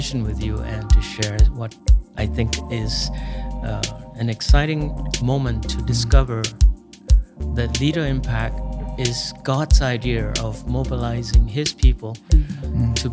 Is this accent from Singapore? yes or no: yes; Singapore; I grew up in Singapore